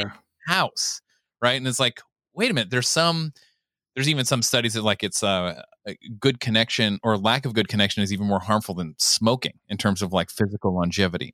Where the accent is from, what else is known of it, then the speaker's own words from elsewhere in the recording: Southern California, United States; growing up in Southern California